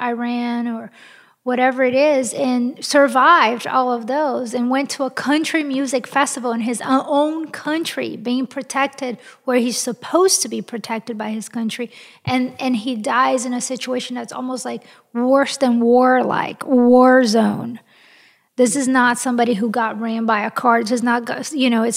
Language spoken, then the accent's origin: English; Brazil; also born or lived in France; now in United States; I was born in Brazil, and I am half French, and I am an American citizen